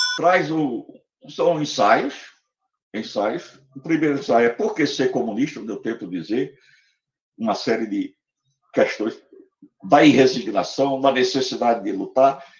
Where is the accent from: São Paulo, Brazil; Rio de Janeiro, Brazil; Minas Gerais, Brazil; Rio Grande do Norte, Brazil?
Rio Grande do Norte, Brazil; Natal; now in Recife, Brazil; na cidade de Natal, onde eu nasci. Eu vim para Recife exilado